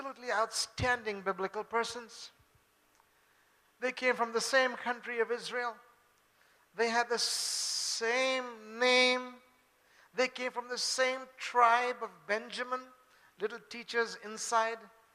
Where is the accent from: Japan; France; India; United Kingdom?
India; Bangalore, Karnataka; also born or lived in Chennai; I am a Bangalore Babu. Okay, I grew up from here